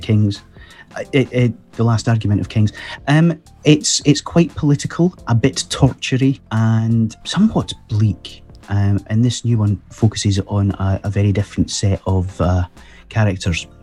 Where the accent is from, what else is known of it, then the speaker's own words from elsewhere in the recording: Scotland, United Kingdom; I'm Scottish